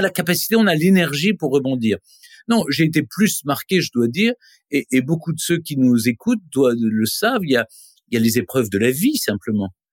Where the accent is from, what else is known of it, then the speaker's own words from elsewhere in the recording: Nancy, Grand Est, France; also born or lived in Lyon; je suis né à Lyon. Ensuite, à, l'âge de 4 ans, on est parti à Nancy